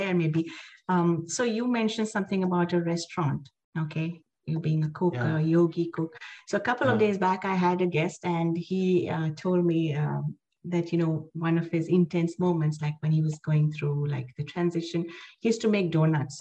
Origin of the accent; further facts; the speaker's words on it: India; I'm an Indian